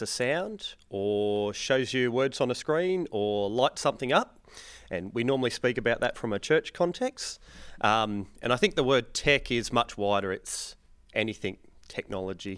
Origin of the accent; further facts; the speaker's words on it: Wollongong, New South Wales, Australia; I am from Wollongong in New South Wales, and I attend Wollongong Corps